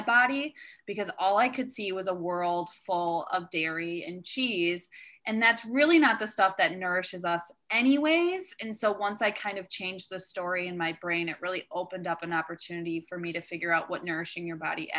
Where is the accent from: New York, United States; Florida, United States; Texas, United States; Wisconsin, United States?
Wisconsin, United States; I grew up in Wisconsin